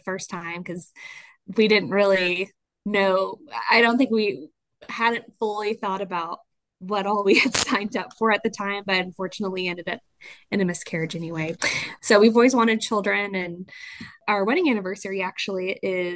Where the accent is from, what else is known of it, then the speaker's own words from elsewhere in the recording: Houston, Texas, United States; now in Midland, United States; I'm originally from Houston.